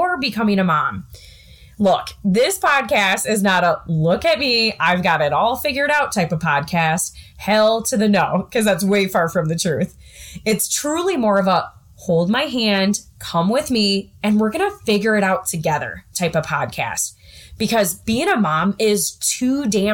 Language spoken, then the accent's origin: English; southwest Wisconsin, United States; now in Iowa, United States; I grew up in the Midwest in a small town of 1,000 people located in the southwest part of Wisconsin